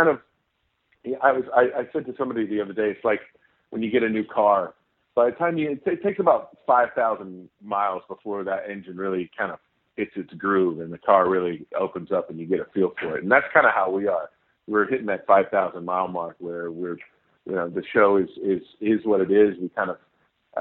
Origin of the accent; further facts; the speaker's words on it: Indianapolis, Indiana, United States; I'm being from Indianapolis